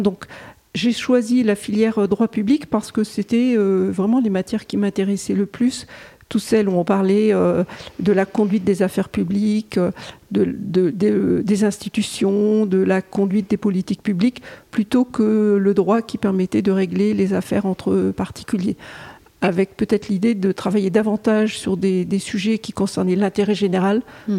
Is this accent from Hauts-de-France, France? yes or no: yes; Pas-de-Calais, Hauts-de-France, France; je suis née dans le Pas-de-Calais.